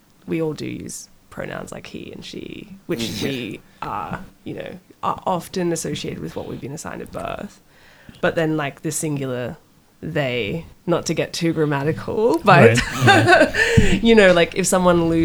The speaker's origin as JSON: {"language": "English", "country": "South Africa", "moved": "yes", "lives_now": "Australia", "said": "I'm South African as well"}